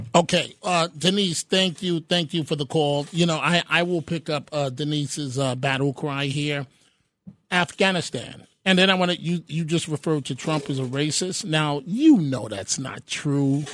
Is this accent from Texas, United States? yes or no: no; New York, United States; I'm a New Yorker